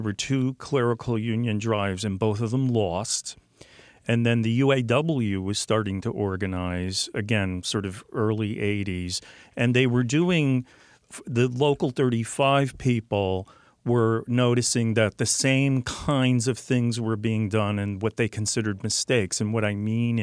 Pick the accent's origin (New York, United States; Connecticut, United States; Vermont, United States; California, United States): Connecticut, United States; New Haven; I grew up in New Haven. I've lived there all my life